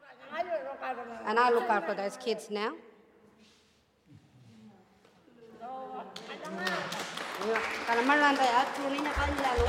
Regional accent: Papunya, Northern Territory, Australia; I'm from Papanya, I live in Papanya

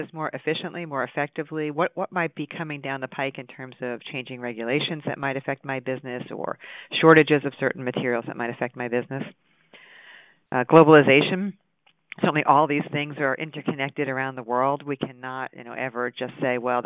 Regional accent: Long Island, New York, United States; moved away; I grew up on Long Island

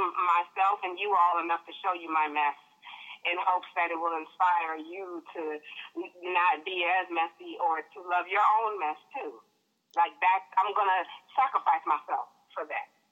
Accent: Midwest, United States; moved away as an adult; also born or lived in Detroit / New York; now in Los Angeles, United States; I grew up in the Midwest

